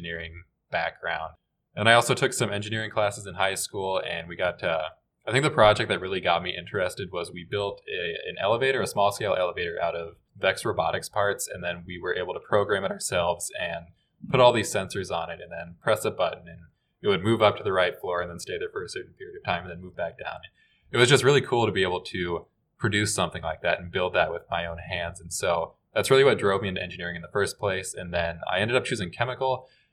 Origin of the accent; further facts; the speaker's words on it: Nebraska, United States; I was also born and raised in Nebraska